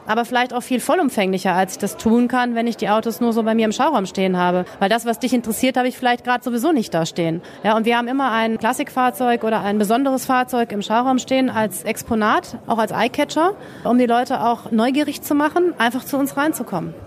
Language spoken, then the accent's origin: German; North Rhine-Westphalia, Germany; moved away; also born or lived in Sylt; ich komme aus Nordrhein-Westfalen